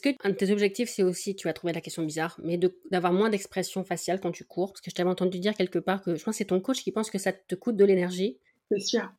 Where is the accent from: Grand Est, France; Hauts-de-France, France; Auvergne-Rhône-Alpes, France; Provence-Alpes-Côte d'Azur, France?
Hauts-de-France, France; Dunkirk; je suis née à Dunkerque